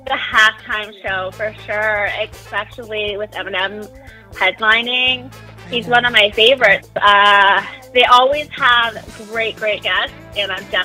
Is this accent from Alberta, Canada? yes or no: no; Toronto, Ontario, Canada; I'm from Toronto, Canada, and we don't get as much snow as everybody else, but I still embrace it.